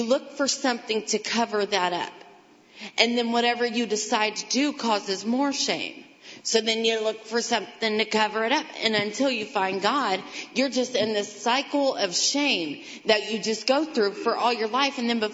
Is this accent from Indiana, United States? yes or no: yes; Greentown, Indiana, United States; also born or lived in Kokomo; I grew up out in Greentown